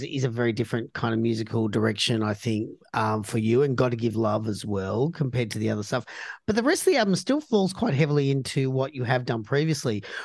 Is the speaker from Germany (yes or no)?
no; Australia; being Australian